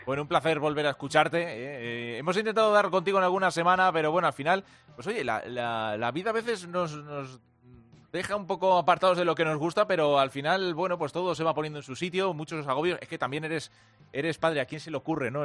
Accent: Castile, Spain; uno como castellano

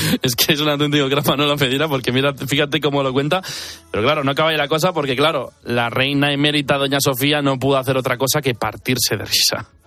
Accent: Basque Country, Spain; Yo soy vasco

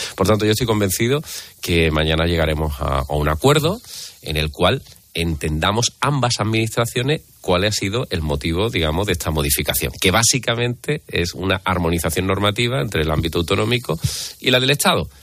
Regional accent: Barcelona, Catalonia, Spain; now in Andalusia, Spain; soy barcelona de nacimiento y tengo familia allí y algo conozco aquello

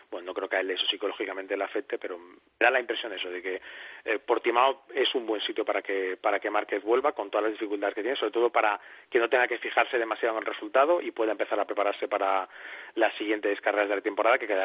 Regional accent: Alcobendas, Community of Madrid, Spain; yo soy de Alcobendas.

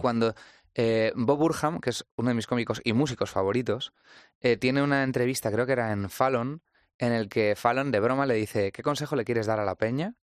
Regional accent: Toledo, Castilla-La Mancha, Spain; venimos de Toledo

